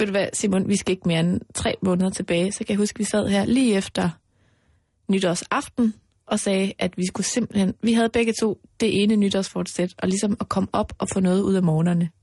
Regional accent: Mols, Central Denmark Region, Denmark; moved away; Altså, jeg er jo vokset op ude på Mols

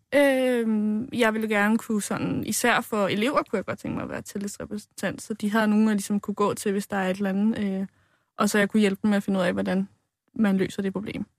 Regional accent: Ringsted, Zealand, Denmark; jeg er fra Ringsted

